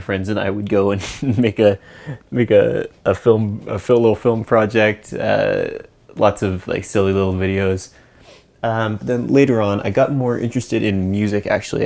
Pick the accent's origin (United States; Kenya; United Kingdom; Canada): Canada; just outside Vancouver, British Columbia; also born or lived in East Coast of Canada; I grew up just outside Vancouver